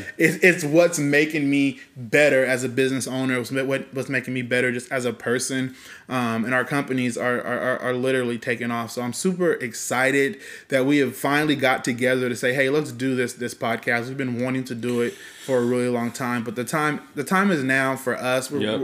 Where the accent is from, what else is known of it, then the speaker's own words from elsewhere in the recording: Fresno, California, United States; So I am also 31 years old, yep. Born and raised in Fresno, Woo. California.